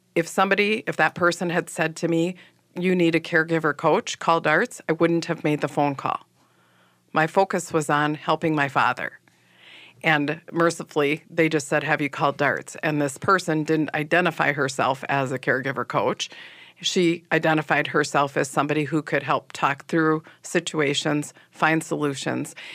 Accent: Manitowoc, Wisconsin, United States; now in Minneapolis, United States; I grew up in Manitowoc, Wisconsin, which is on Lake Michigan

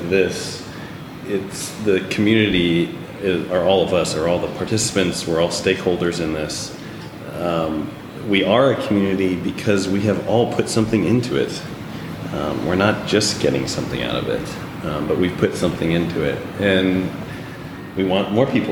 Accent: Dallas, Texas, United States; I'm an artist. I'm from Dallas, Texas

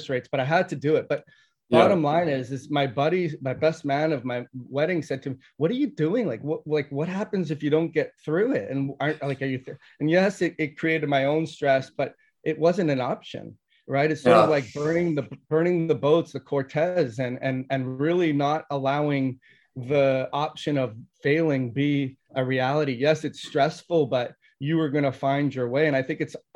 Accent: Toronto, Ontario, Canada; moved away as an adult; I grew up in Toronto

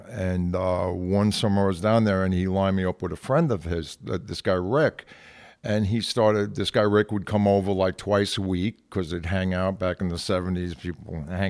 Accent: Brooklyn, New York, United States; I'm from Brooklyn. He was from the Bronx.

